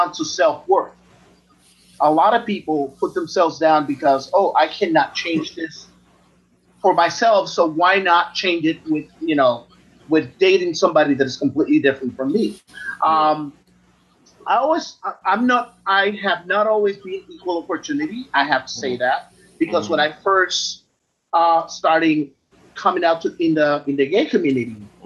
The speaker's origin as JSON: {"language": "English", "country": "Puerto Rico", "tie": "born or raised there", "moved": "yes", "said": "growing up in Puerto Rico in a culture where being gay is about the lowest thing that you can be"}